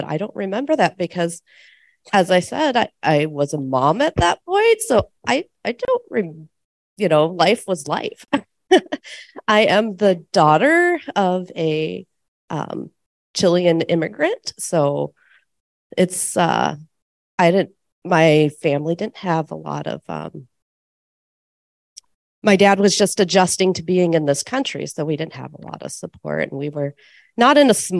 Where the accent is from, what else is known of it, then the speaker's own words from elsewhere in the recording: Iowa, United States; I'm from Iowa, and I also have LCA.